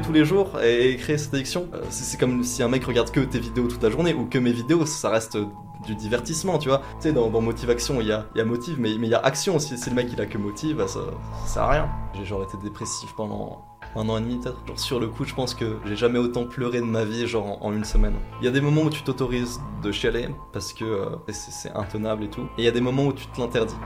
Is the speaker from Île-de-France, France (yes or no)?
no; Vosges, Grand Est, France; je viens des Vosges